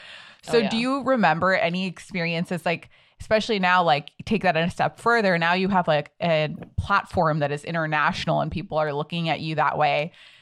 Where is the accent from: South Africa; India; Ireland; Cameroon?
India; it's hard enough sometimes being Indian and being put in that position.